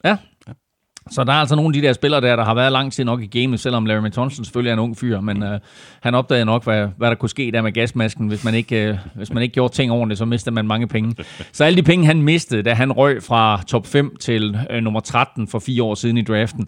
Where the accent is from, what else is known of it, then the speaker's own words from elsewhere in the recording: Denmark; Vi danskere